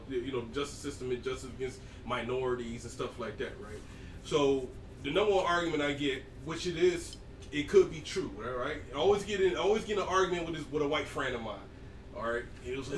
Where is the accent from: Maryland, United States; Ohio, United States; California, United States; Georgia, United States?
Georgia, United States; I'm from Georgia